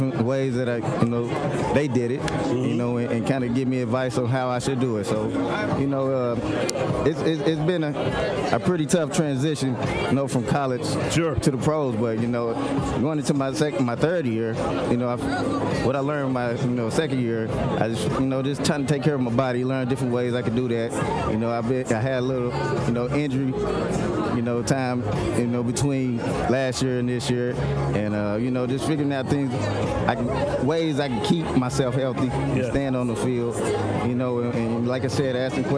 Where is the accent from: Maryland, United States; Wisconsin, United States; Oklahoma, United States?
Oklahoma, United States; Tulsa; also born or lived in Arkansas; I was born and raised in Tulsa, Oklahoma